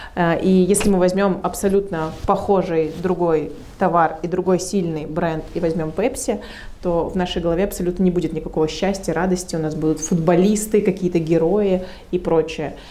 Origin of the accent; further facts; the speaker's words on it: Protvino, Moscow Oblast, Russia; я из Протвино, и я очень люблю этот город